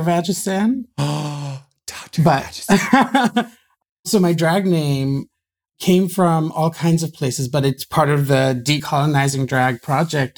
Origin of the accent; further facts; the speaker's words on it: Ghana; moved away; also born or lived in Gibraltar / Pakistan (family origin); I grew up in Ghana. I was born in Gibraltar.